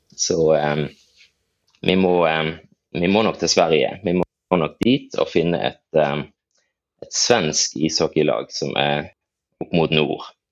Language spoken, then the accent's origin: Norwegian; Farsund, Agder, Norway; now in Bergen, Norway; så regner jeg meg nok egentlig som farsundsgutt opprinnelig